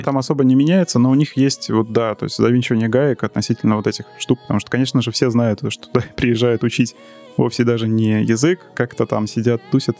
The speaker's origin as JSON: {"language": "Russian", "region": "Moscow", "country": "Russia", "tie": "born or raised there", "also_born_or_lived": "Saint Petersburg", "accent": "akanye", "said": "исконно тоже из Москвы, да. Москвич."}